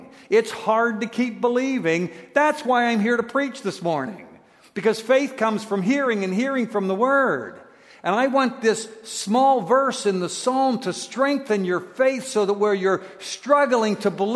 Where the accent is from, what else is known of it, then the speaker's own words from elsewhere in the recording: United States; I'm an American. And we U.S. people don't get a lot of things that are, you know, outside the United States